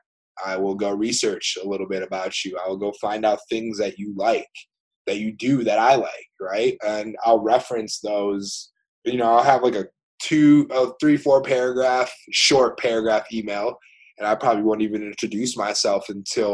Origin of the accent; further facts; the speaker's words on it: Rochester, Michigan, United States; also born or lived in Norway; I grew up in Rochester.